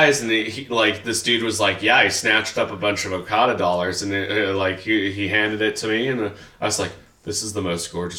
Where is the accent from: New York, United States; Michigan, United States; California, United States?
California, United States; Riverside; moved away; my hometown of Riverside, California